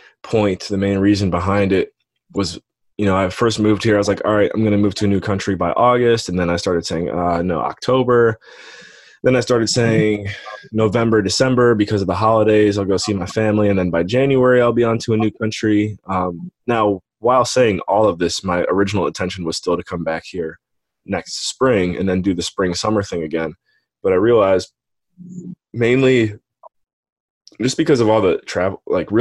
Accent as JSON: {"language": "English", "town": "Painesville", "region": "Ohio", "country": "United States", "tie": "born or raised there", "said": "I grew up on Lake Erie, Painesville, Ohio"}